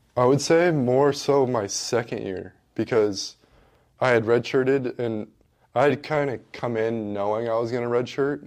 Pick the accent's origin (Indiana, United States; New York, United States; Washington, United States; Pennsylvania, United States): Washington, United States; moved away as an adult; growing up in Washington, I, I was always watching Gonzaga basketball 'cause everyone does in Washington